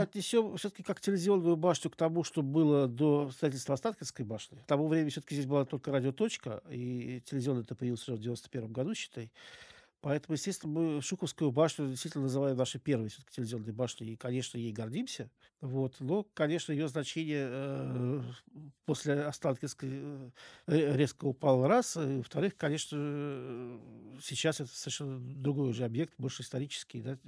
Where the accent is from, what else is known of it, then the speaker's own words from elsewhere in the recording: Moscow, Russia; я коренной москвич. Мои предки жили э, в Замоскворечье. Долгие годы э, в детстве я провел в районе вот как раз станции метро «Аэропорт»